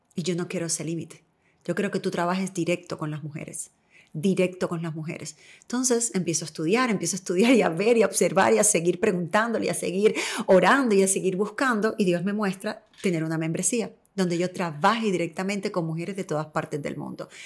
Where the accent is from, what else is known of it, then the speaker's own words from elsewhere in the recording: Cuba; now in United States; yo soy cubana